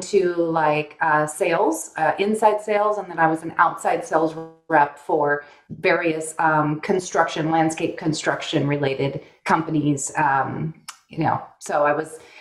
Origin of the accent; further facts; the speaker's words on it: Northern California, United States; moved away as an adult; also born or lived in Burbank, California; now in Arizona, United States; by the time I was in second grade, we were in Northern California at that point, and stayed there my whole life